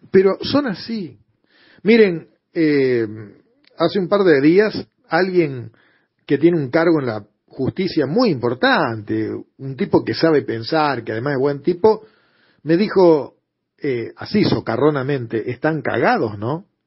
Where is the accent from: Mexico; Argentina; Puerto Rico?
Argentina; ¿vos en qué país vivís? ¿En Japón? Vos sos argentino también.